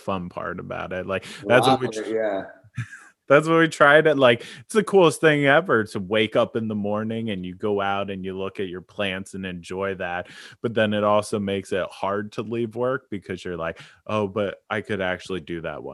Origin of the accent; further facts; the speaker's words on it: New Jersey, United States; moved away; I grew up in New Jersey